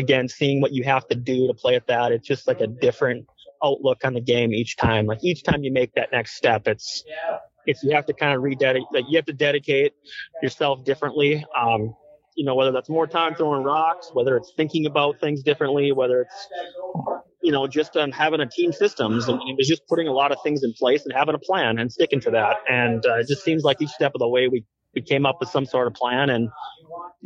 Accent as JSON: {"language": "English", "town": "Fargo", "region": "North Dakota", "country": "United States", "tie": "born or raised there", "said": "growing up in Fargo"}